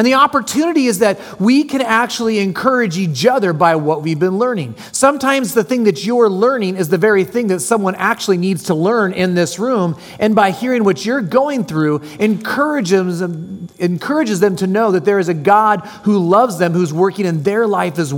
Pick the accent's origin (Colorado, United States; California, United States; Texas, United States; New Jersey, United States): California, United States; San Jose; moved away as an adult; also born or lived in Cupertino, California / Salem, Oregon / Palmdale, California / Seattle, Washington; now in Orange County, United States; I was born in San Jose, California, lived in a little town called Cupertino that a corporate monster took over, and then I ended up moving to Salem, Oregon. My mom couldn't take the reins, so we moved back to San Jose